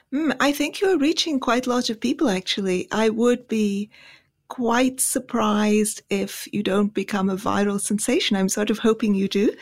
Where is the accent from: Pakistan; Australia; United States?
Pakistan; moved away; also born or lived in India; I grew up in Pakistan.